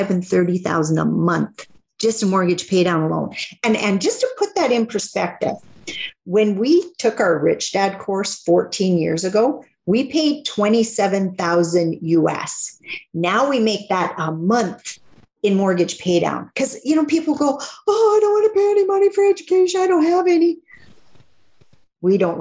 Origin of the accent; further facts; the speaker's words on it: Northern Saskatchewan, Canada; I'm from Northern Saskatchewan, so not that far north